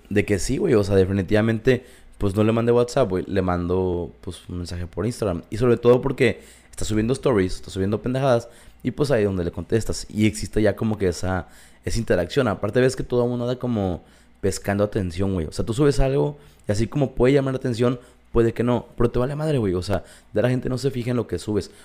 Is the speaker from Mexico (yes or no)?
yes; Mexico; somos mexicanos